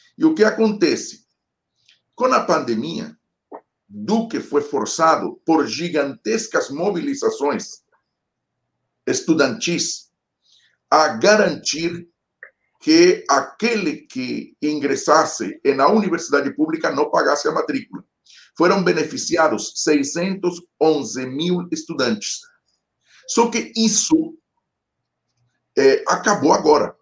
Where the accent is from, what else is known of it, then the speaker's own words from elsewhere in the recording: Colombia; Portuguese is a second language; para nós colombianos